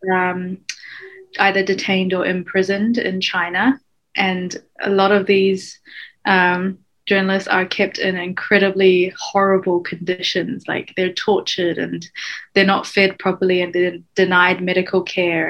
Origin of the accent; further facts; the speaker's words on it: New Zealand; also born or lived in Hong Kong; I am originally from Hong Kong, but I grew up in New Zealand, and um, I'm mixed Hong Kong British.